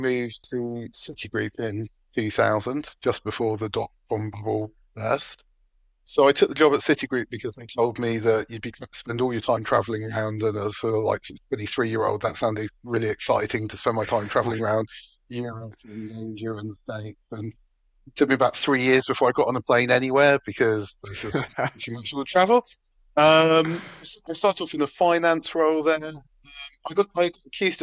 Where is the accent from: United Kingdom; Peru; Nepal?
United Kingdom; I grew up in what in Dutchman would call Metroland, which is sort of the northwest of London, sort of in real sense, Hertfordshire and Buckinghamshire meet